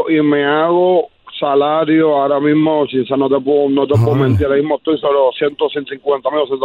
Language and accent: Spanish; Puerto Rico; soy de Puerto Rico